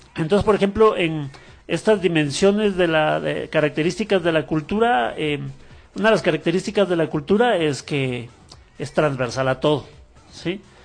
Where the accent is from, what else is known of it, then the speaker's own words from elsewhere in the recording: Guatemala; los guatemaltecos todavía estamos